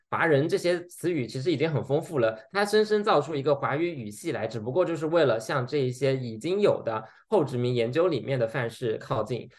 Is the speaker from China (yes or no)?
yes; China; 作为大陆人